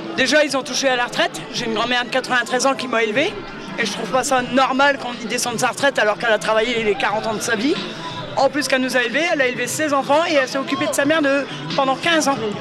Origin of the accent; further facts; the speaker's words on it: near Noyon, Hauts-de-France, France; Je viens d'à côté de Noyon. Un petit village, un hameau de, à côté de Noyon